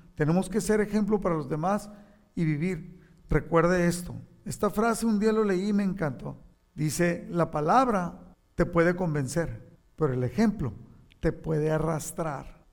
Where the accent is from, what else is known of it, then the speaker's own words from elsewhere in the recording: Mexico; now in United States; no le pertenezco a, México, no le aunque soy patriota y, ahora soy ciudadano de Estados Unidos